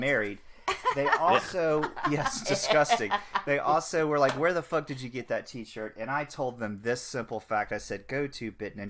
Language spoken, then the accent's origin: English; the South, United States; We're from the South, so we call everything Coke.